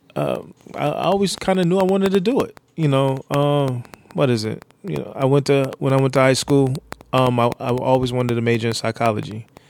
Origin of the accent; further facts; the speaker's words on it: New York, United States; i grew up in New York